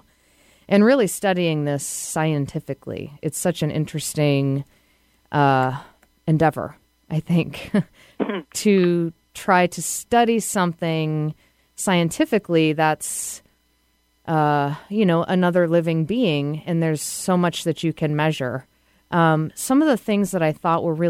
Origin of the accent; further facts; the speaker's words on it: Massachusetts, United States; moved away; I'm from Massachusetts